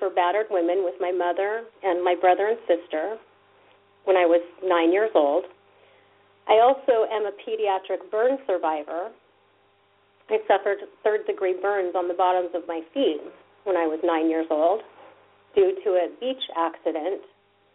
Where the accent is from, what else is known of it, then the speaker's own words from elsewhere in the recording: Orange County, Southern California, United States; also born or lived in New York City; growing up in Southern California here in Orange County, we don't walk anywhere